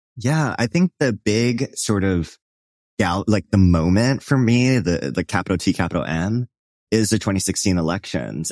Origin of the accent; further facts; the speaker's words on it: Hawaii, United States; I grew up in Hawaii